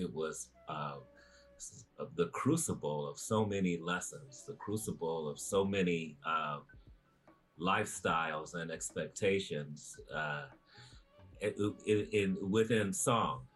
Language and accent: English; Chicago, Illinois, United States; moved away as an adult; I was born in Chicago and raised in the greater Chicagoland area